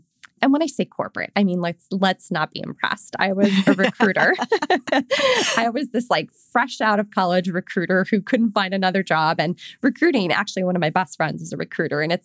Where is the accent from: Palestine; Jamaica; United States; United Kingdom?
United States; Chicago, Illinois; also born or lived in Palm Desert, California; I grew up in the Chicagoland area